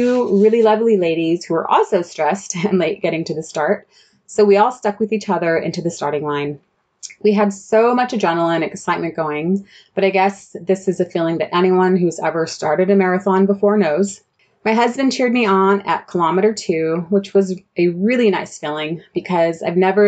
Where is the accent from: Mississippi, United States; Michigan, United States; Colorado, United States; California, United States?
California, United States; Southern; moved away as an adult; also born or lived in Central Germany; now in Germany; I'm originally from Southern California